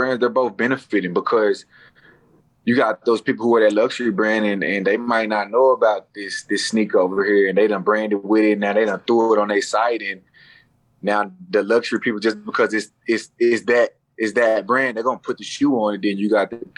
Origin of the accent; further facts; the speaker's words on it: Dallas, Texas, United States; I'm from Dallas